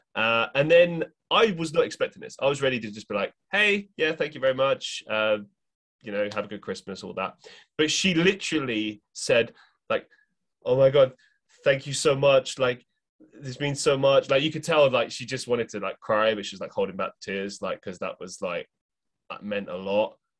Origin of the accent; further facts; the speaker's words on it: London, United Kingdom; moved away as an adult; also born or lived in Europe; now in Manchester, United Kingdom; I grew up in London